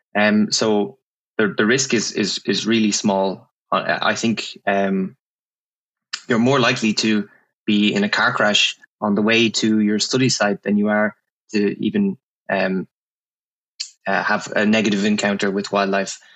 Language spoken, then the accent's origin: English; Ireland; moved away; I'm from Ireland. I'm from um, a place not too far from Dublin